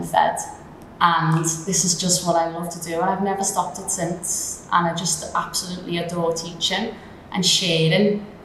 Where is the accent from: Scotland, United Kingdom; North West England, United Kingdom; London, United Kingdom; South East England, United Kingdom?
North West England, United Kingdom; Liverpool; now in Dubai, United Arab Emirates; I come from Liverpool in the United Kingdom, so where I'm from, it's obviously a big, big, big culture difference from the UAE